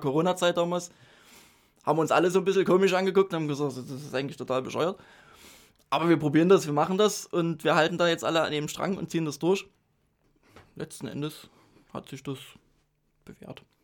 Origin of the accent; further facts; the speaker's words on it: Dresden, Saxony, Germany; Ich bin äh, in Dresden geboren, aufgewachsen